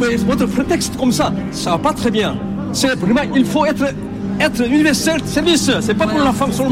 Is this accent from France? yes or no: no; Seoul, South Korea; French is a second language; je viens de Séoul, je n'habite pas, habite, ici.